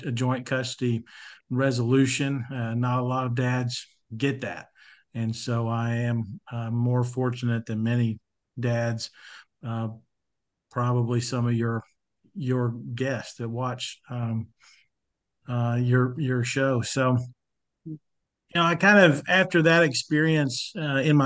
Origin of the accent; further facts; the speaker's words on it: Arkansas, United States; born and raised in Arkansas, went to a high school in East Arkansas in the Delta